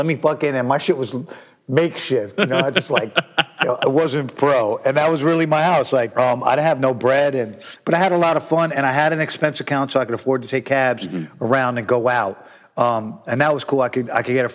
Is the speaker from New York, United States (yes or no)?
yes; New York, United States; we're from New York